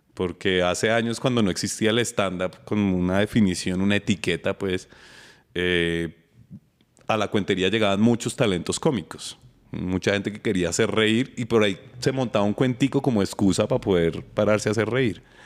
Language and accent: Spanish; Bogotá, Colombia; Estuve en el Colegio de la Nacional, estudié mi pregrado y mi posgrado en la Nacional. y después trabajé en la Nacional